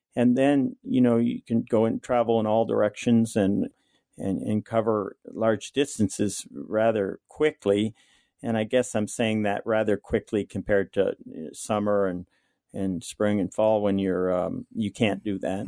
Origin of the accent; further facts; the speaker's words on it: Kobuk River, Alaska, United States; also born or lived in Kotzebue, Alaska; I was born and raised on the Kobuk River, which is about hundred miles above the Arctic Circle.